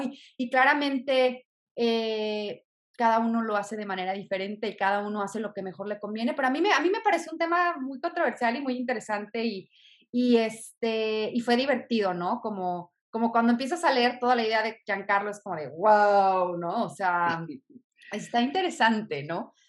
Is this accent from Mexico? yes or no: yes; Mexico; yo en lo personal como mujer mexicana